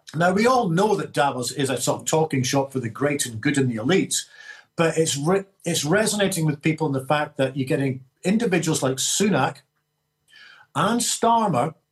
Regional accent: Scotland, United Kingdom; I feel proud about being a Scot

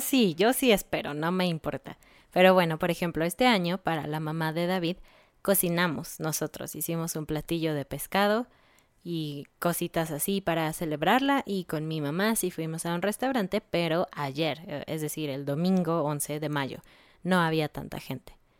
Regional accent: Mexico

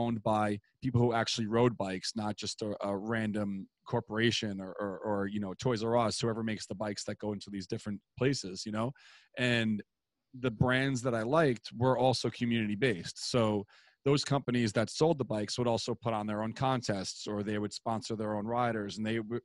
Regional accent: New York City, New York, United States; growing up in Queens, I lived in Douglaston at the time

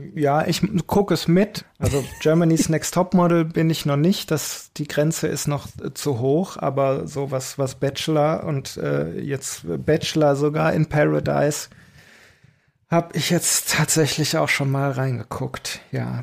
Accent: Belgium; also born or lived in Aachen; bei uns in Belgien

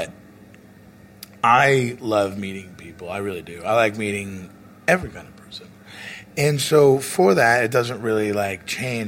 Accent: Oklahoma City, Oklahoma, United States; moved away; I'm from Oklahoma City

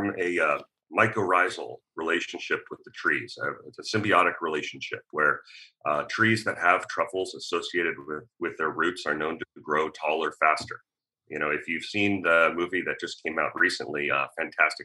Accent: Reading, Pennsylvania, United States; now in Oregon, United States; hanging out in the bar at my parents' restaurant back in Reading, Pennsylvania, in the third grade, the fourth grade

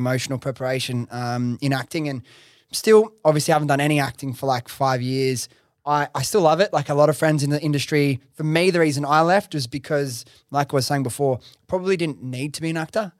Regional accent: Sydney, New South Wales, Australia; I'm from Western Sydney, Liverpool

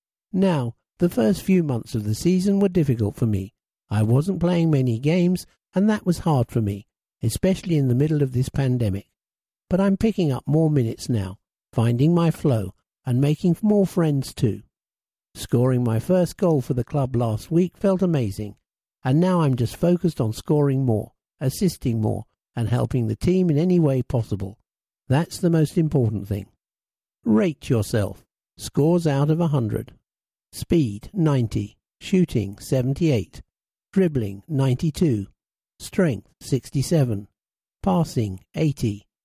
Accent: Tilburg, North Brabant, Netherlands; now in London, United Kingdom; I grew up in Tilburg, Netherlands.

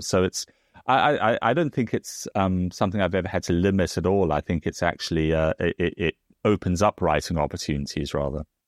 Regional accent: South Africa; now in United Kingdom; as someone also comes from, you know, outside of Britain, because I come from South Africa

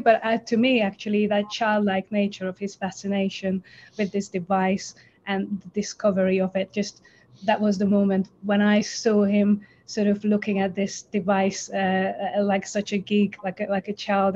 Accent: Budapest, Hungary; now in London, United Kingdom; I live in London, but I'm originally from Budapest.

